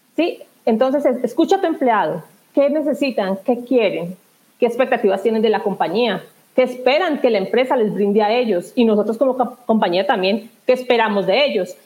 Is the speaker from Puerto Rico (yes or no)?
no; southern Colombia, Colombia; also born or lived in Spain / England; now in Bogotá, Colombia; Yo soy del sur de Colombia y, bueno, por motivos de trabajo estoy acá en Bogotá, en la capital